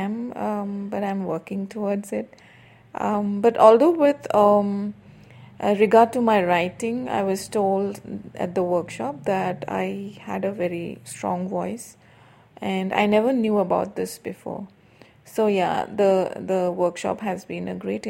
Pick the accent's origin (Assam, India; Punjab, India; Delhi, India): Assam, India; now in Bangalore, India; I am from India, specifically from the state of Assam in the northeastern region of India